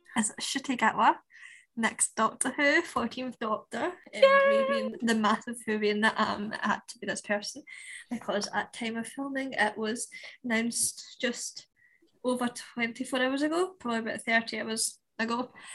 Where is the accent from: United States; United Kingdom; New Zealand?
United Kingdom; Scotland; us as Scottish people